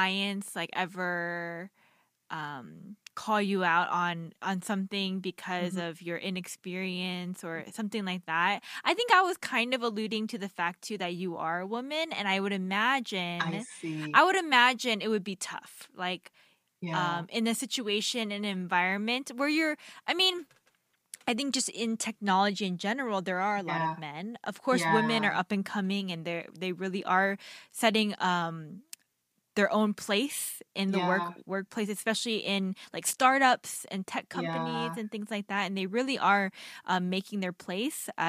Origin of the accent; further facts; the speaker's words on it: United States; how we were raised as Korean Americans